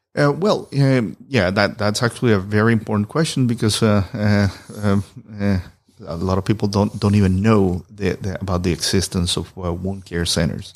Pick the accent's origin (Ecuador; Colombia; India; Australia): Colombia; moved away as an adult; I'm originally from Colombia